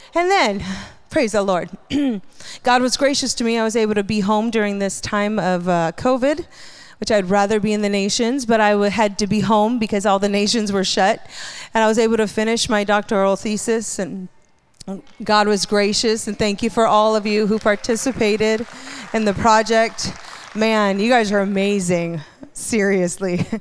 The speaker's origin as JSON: {"language": "English", "region": "Hawaii", "country": "United States", "tie": "born or raised there", "said": "I grew up in Hawaii."}